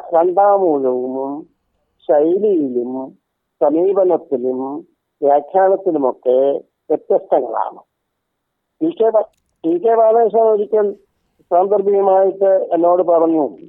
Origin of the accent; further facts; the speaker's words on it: Mynagappally, Kerala, India; ഞാൻ ജനിച്ചത് കൊല്ലം ജില്ലയിലെ മൈനാഗപ്പള്ളി എന്ന് പറയുന്ന ഒരു ഗ്രാമത്തിലാണ്